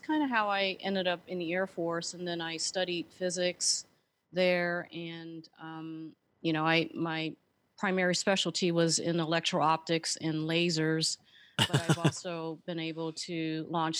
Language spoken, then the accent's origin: English; San Francisco, California, United States; moved away as an adult; also born or lived in Colorado Springs; I was born and raised in San Francisco